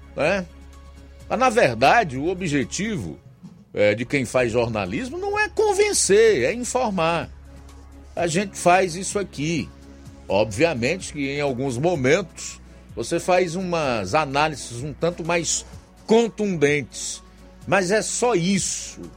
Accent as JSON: {"language": "Portuguese", "country": "Brazil"}